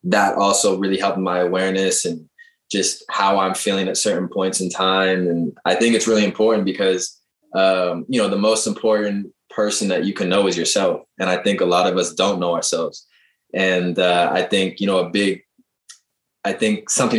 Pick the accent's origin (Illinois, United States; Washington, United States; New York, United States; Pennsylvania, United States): Washington, United States; Seattle; moved away as an adult; also born or lived in England / Turkey; I'm from Seattle